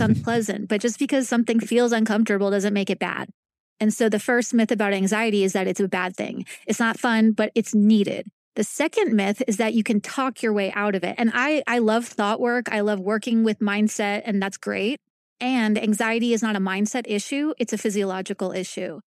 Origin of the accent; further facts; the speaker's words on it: New York, United States; moved away as an adult; also born or lived in Long Island / Northern California / Kansas City, Missouri; now in Kansas, United States; I'm from New York, born and raised